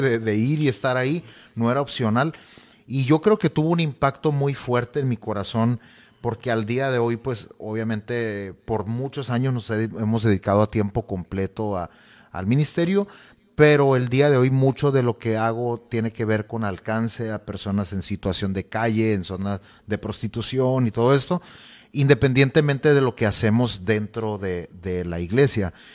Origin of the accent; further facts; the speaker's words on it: Nogales, Sonora, Mexico; moved away as an adult; also born or lived in Hermosillo, Mexico / Culiacán, Mexico; now in Tijuana, Mexico; soy originario de la ciudad de Nogales, Sonora.